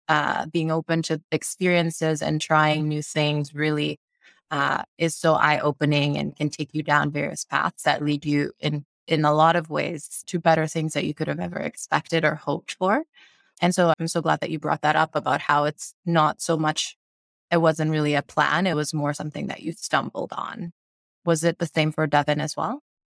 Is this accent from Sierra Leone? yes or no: yes; Sierra Leone; now in United States; I grew up in Sierra Leone, West Africa, and moved to the US